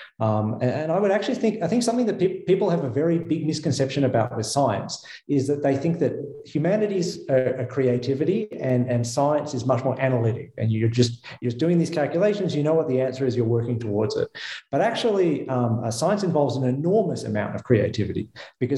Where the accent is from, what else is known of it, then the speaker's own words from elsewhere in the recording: Melbourne, Victoria, Australia; moved away as an adult; also born or lived in United States; now in Geneva, Switzerland; as my accent betrays, I did not grow up in Switzerland. I grew up in Melbourne, Australia.